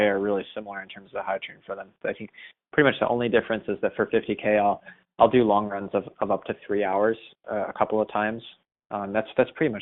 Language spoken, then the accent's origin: English; Boston, Massachusetts, United States; especially as a Bostonian